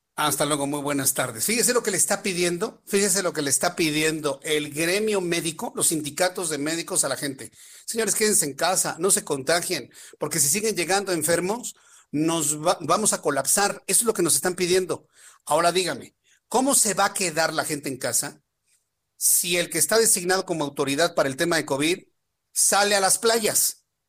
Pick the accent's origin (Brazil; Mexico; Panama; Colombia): Mexico